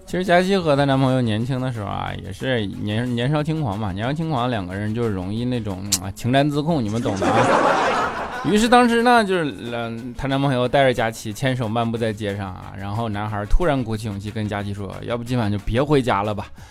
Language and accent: Chinese; Jinzhou, Liaoning, China; 辽宁锦州的